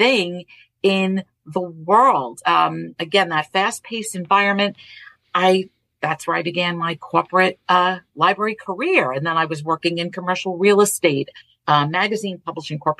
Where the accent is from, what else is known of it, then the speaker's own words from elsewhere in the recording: New York City, New York, United States; accent: Brooklyn; The town that I grew up in Brooklyn, in Borough Park, was really a true melting pot